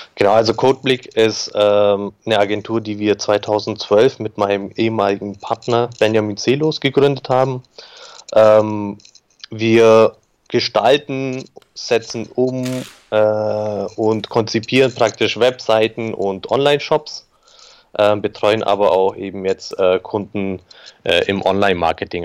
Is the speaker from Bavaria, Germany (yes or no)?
yes; Augsburg, Bavaria, Germany; ich bin geboren in Augsburg, aufgewachsen in Augsburg